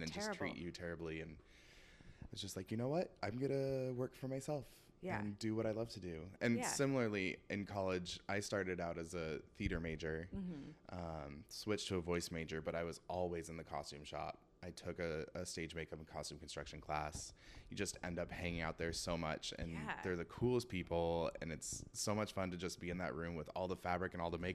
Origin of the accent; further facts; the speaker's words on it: Seattle, Washington, United States; I grew up in Seattle, but my mom grew up in Michigan.